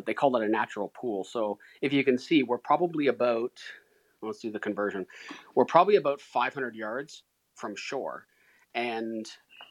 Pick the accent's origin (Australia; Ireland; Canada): Canada; I'm Canadian.